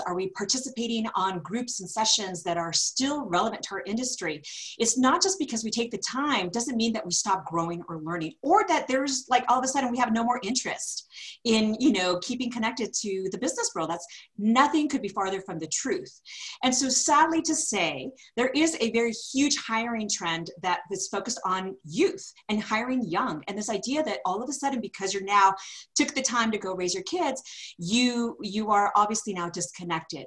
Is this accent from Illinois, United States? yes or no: no; California, United States; moved away as an adult; now in Denver, United States; I'm originally from California, moved out to Denver, now cementing roots here 19 years later